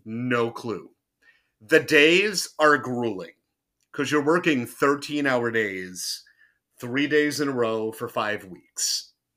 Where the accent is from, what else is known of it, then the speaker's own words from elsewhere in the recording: southern New Jersey, United States; moved away as an adult; also born or lived in Orlando, Florida; I'm from Jersey